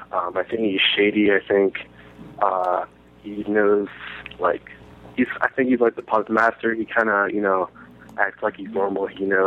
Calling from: Columbus, Ohio, United States; from Columbus.

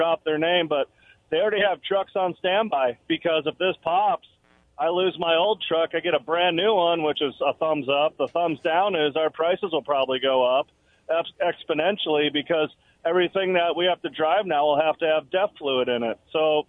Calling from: Richland, United States; from Richland.

